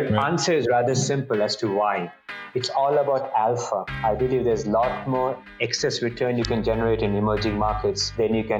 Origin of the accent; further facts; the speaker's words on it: India; moved away as an adult; now in Boston, United States; I grew up in India